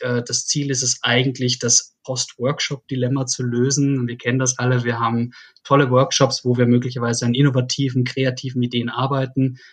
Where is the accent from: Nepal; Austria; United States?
Austria; Salzkammergut, Upper Austria; moved away as an adult; also born or lived in Graz; now in Berlin, Germany; ich äh, bin gebürtiger Österreicher, komme aus Oberösterreich, aus dem schönen Salzkammergut, bin dort groß geworden